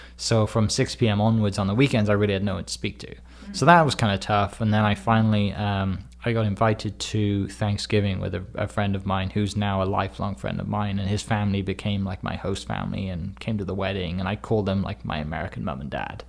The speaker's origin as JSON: {"language": "English", "region": "Wales", "country": "United Kingdom", "moved": "as an adult", "lives_now": "Oklahoma, United States", "said": "I'm from Wales in the U K. I was born in nineteen ninety"}